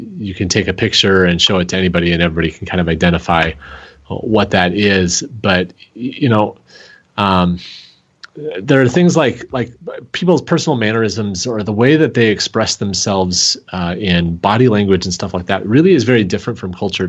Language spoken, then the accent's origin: English; Seattle, Washington, United States; now in Green Bay, United States; I'm actually originally from Seattle